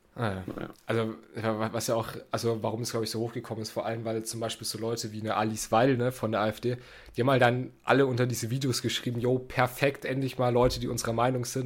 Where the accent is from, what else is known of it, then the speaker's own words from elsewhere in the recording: Germany; wir Deutschen